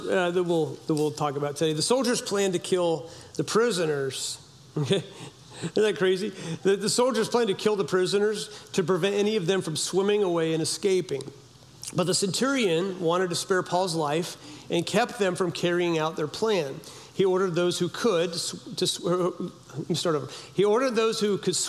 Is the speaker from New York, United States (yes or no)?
no; Humboldt County, California, United States; I grew up in Humboldt County, California